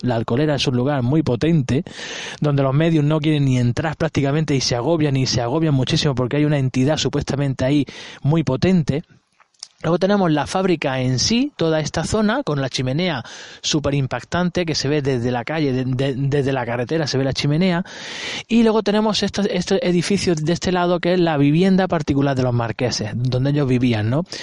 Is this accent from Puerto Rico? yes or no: no; Granada, Andalusia, Spain; yo no soy de aquí, yo soy de Granada